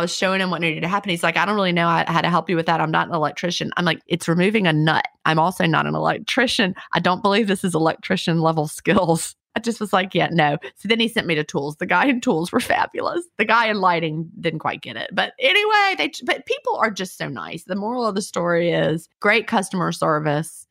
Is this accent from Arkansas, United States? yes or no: no; Virginia, United States; also born or lived in Villa Rica, Georgia / Carrollton, Georgia; now in Georgia, United States; I grew up in Virginia.